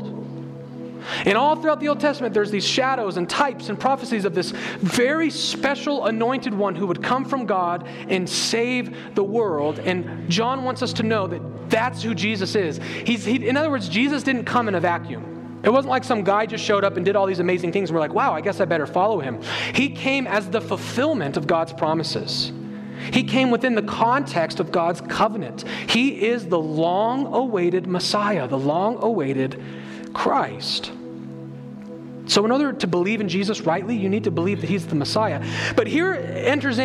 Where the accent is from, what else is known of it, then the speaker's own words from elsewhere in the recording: United States; we as American evangelicals